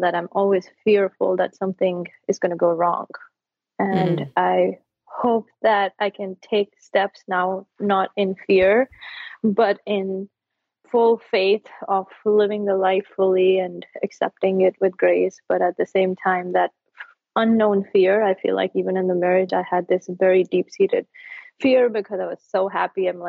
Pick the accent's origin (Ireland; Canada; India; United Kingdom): India; moved away as an adult; now in United States; And I grew up in India